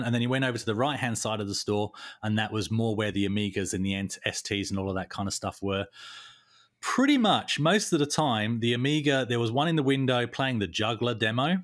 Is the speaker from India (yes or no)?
no; Tunbridge Wells, South East England, United Kingdom; my hometown, Tunbridge Wells